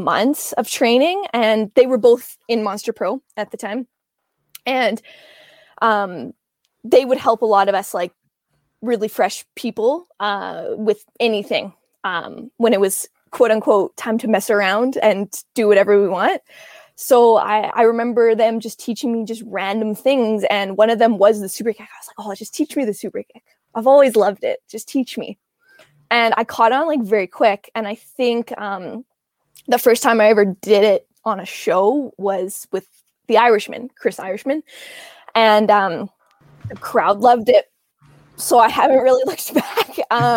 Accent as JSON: {"language": "English", "town": "Edmonton", "region": "Alberta", "country": "Canada"}